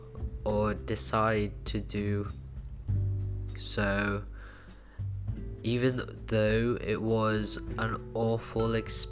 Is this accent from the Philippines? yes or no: yes; Philippines; now in Bristol, United Kingdom; I was born in the Philippines